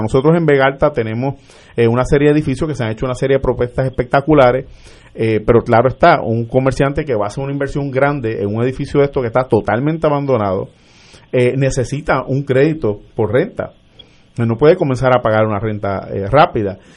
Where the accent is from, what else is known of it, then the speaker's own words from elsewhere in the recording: Vega Baja, Puerto Rico; also born or lived in Arecibo / Manatí; nací en Arecibo, pero me crié en el barrio Yeguada de Vega Baja